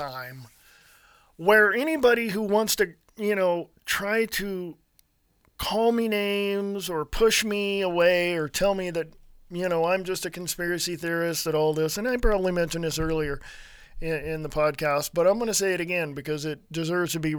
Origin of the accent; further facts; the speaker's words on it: California, United States; I was born and raised in California